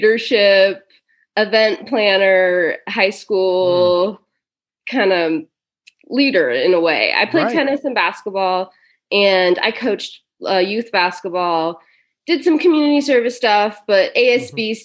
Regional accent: Scotts Valley, California, United States; now in Reno, United States; I grew up in Scotts Valley, California. So it's just a little city next to Santa Cruz.

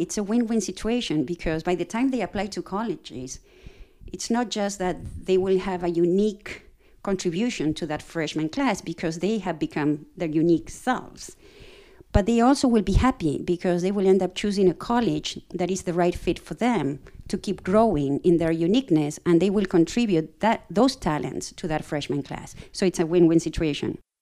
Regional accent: Argentina; moved away as an adult; also born or lived in Princeton, New Jersey; now in Virginia, United States; I'm originally from Argentina

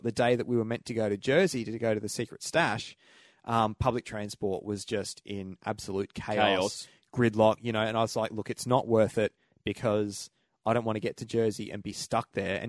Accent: Australia; Come from Australia.

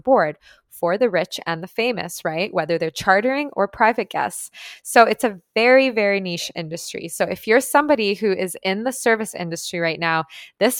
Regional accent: Toronto, Ontario, Canada; moved away as an adult; now in Tulum, Mexico; growing up in Toronto.

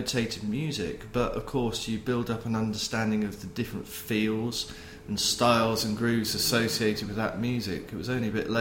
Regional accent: Poole, South West England, United Kingdom; moved away as an adult; also born or lived in Manchester; I was born and brought up in the Poole, Bournemouth area, south coast of England

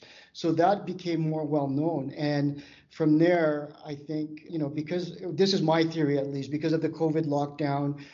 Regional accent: Canada; I'm from Canada

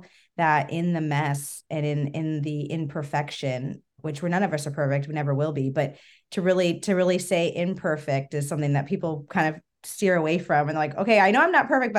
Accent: Arizona, United States; moved away; I'm from Arizona

